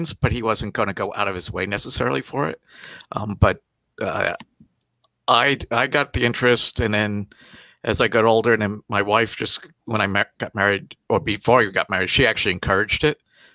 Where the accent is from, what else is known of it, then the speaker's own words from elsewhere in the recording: New York City, New York, United States; moved away; I grew up in Brooklyn.